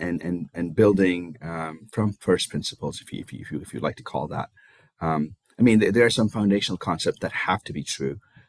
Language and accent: English; India; moved away as an adult; now in United States; I was born and raised in India. I came to the US for my graduate studies